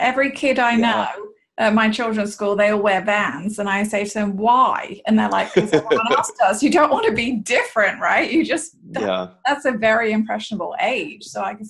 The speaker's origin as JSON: {"language": "English", "region": "England", "country": "United Kingdom", "moved": "yes", "lives_now": "United States", "said": "I obviously am not from America. I'm English."}